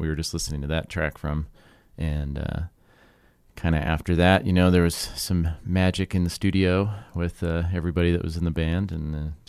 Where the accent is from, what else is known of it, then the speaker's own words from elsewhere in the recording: Sheridan, Wyoming, United States; we're from Sheridan, Wyoming, which is on the east side of the Bighorn Mountains out there. And not too far from the Montana line.